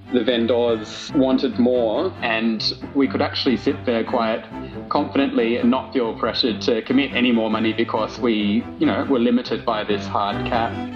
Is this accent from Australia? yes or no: yes; Sydney, New South Wales, Australia; moved away as an adult; now in Canberra, Australia; I'm from Sydney. I took this job in Canberra about 18 months ago